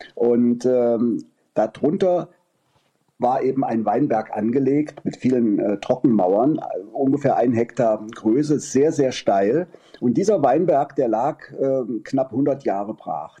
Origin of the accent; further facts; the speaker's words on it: Kassel, Hesse, Germany; now in Meissen, Germany; gebürtig aus Kassel